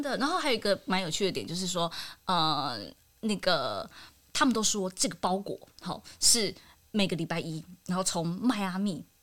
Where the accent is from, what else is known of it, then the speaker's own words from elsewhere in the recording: Taiwan; 我们台湾人